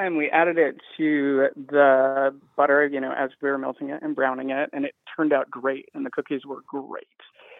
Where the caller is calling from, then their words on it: Philadelphia, Pennsylvania, United States; I am calling from Philadelphia.